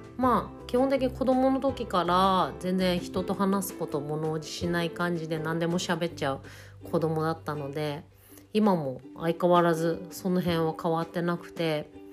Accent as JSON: {"language": "Japanese", "region": "Tohoku", "country": "Japan", "tie": "born or raised there", "moved": "as an adult", "said": "東北の田 舎で、えーと、暮らして4年目になりましたもともとここは自分の地元でありまして"}